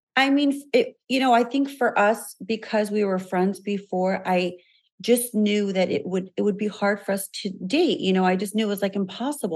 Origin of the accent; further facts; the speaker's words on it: Chicago, Illinois, United States; we're both from Chicago, we both grew